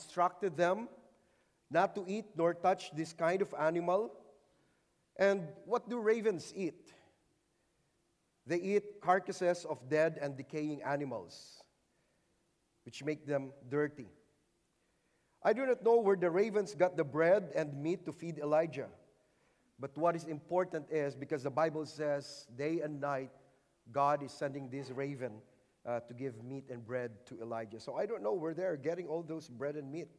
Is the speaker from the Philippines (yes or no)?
yes; Philippines; I came from the Philippines.